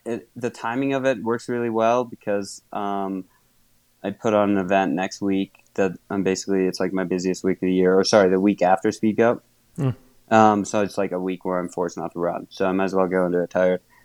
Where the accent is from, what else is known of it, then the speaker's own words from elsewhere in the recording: Wisconsin, United States; moved away; I grew up in Wisconsin, and fortunately, there was a club in my hometown